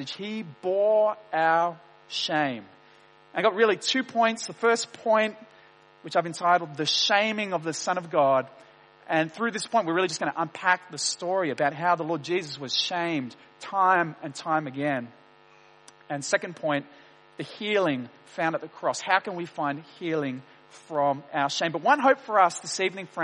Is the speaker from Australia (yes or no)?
yes; Wollongong, New South Wales, Australia; I grew up in Wollongong, in Dapto, a suburb of Wollongong